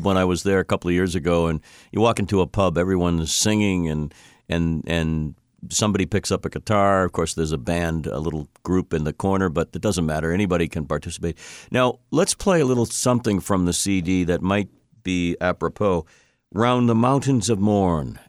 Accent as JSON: {"language": "English", "town": "Boston", "region": "Massachusetts", "country": "United States", "said": "I'm a Bostonian, and this is where the podcast emanates from."}